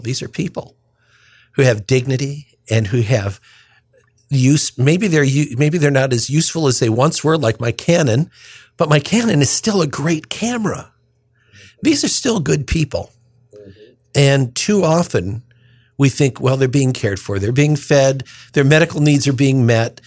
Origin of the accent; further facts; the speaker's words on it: United States; I was born on the Illinois, Indiana state line, raised anyway there